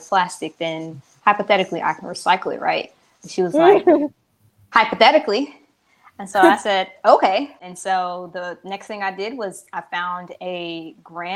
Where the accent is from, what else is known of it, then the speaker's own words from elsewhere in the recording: Kansas City, Missouri, United States; moved away as an adult; also born or lived in Columbia, Missouri / Los Angeles, California; now in Charlotte, United States; I am from Kansas City, Missouri. I live in Charlotte, North Carolina right now